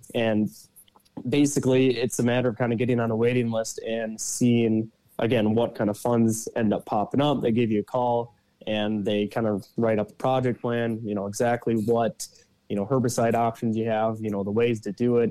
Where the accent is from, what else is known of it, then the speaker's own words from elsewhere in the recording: south of the Twin Cities, Minnesota, United States; I'm from uh, Minnesota. I grew up kind of in the metro area of south of the Twin Cities area